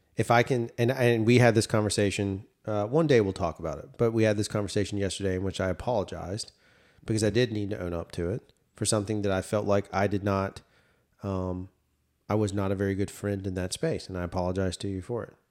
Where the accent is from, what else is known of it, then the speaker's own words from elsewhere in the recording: the South, United States; As a Southerner